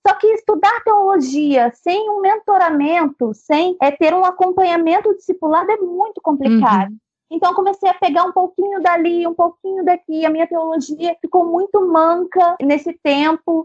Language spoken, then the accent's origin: Portuguese; Angra dos Reis, Rio de Janeiro, Brazil; sou de Angra dos Reis